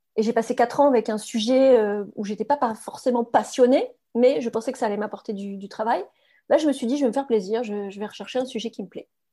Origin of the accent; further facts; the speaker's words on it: France; first language French; moved away as an adult; also born or lived in England; je suis quand même française